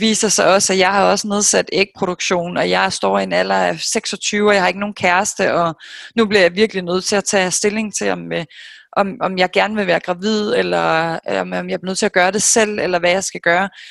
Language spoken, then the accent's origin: Danish; Denmark; moved away as an adult; also born or lived in New York, United States; her hjemme i Danmark, siden jeg kom hjem i marts